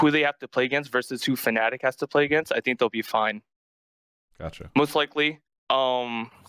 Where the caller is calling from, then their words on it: Indiana, Pennsylvania, United States; Hey, I'm calling from uh, school. I'm in Indiana, PA right now.